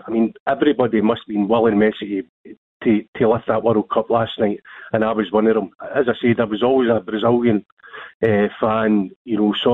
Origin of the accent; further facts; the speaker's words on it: Scotland, United Kingdom; I'm a Scotsman